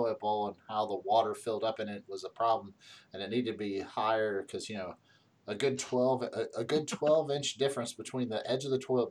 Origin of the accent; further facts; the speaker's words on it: West Virginia, United States; at least three of the four of us were born and raised in West Virginia